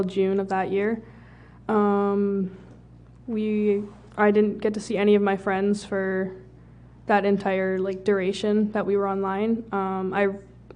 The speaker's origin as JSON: {"language": "English", "region": "Manitoba", "country": "Canada", "said": "I'm from Manitoba and live outside of the city."}